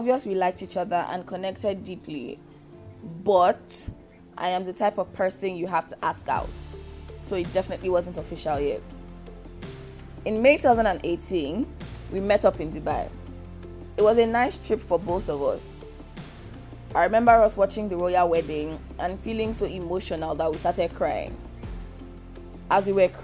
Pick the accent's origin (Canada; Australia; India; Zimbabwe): Canada; moved away as an adult; now in Nigeria; I was born and bred in Canada. I have never really lived anywhere else